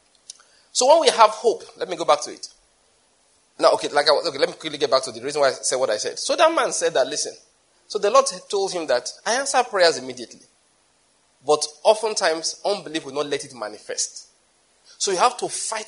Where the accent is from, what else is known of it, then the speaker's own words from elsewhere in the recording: Nigeria; I'm a Nigerian